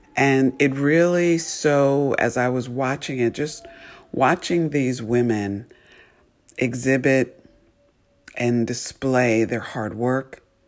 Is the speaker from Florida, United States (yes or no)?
no; New York, United States; I grew up ice skating in New York, um, every weekend with friends